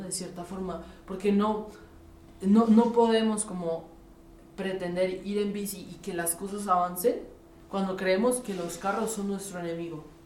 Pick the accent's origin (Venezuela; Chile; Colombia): Colombia; now in Mexico City, Mexico; siempre me crié en Colombia